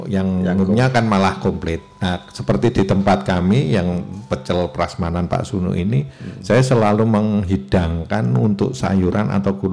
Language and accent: Indonesian; Yogyakarta, Special Region of Yogyakarta, Indonesia; tetap saya harus ada di sana karena memang saya orang Jogja